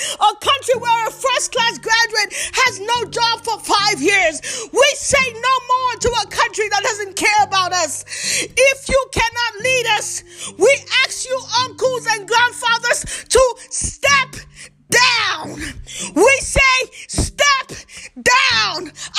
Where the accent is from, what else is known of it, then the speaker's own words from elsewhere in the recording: Nigeria; I am a Nigerian and I say no more. I am a young person